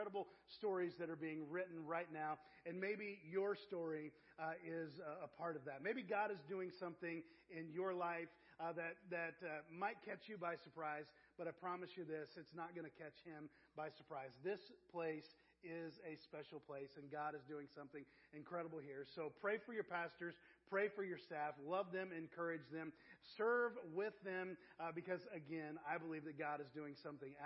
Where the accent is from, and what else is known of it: Avon, Indiana, United States; born or raised there; also born or lived in Wytheville, Virginia / Terre Haute, Indiana